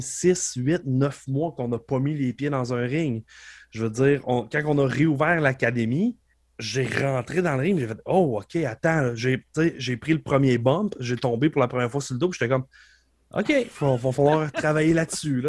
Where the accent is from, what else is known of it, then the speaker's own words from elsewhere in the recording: Beauce, Quebec, Canada; je viens de la Beauce